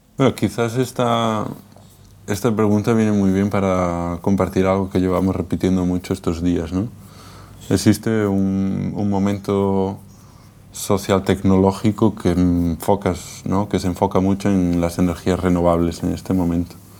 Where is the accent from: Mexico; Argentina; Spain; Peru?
Spain; A Coruña, Galicia; also born or lived in Viveiro; Yo soy de ciudad, de La Coruña, y soy de aldea, de Viveiro.